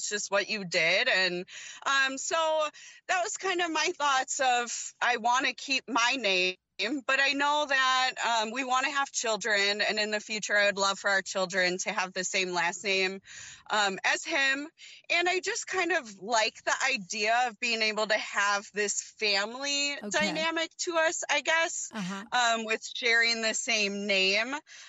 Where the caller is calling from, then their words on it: Wisconsin, United States; So I'm calling from Wisconsin.